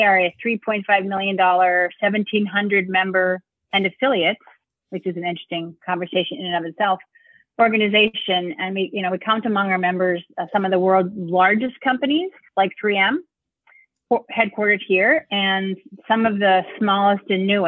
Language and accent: English; Minnesota, United States; moved away as an adult; now in St. Paul, United States; I am a Minnesotan. So many of us here install the homing chip in our children, so when we leave Minnesota, we come back as adults, which is what I did.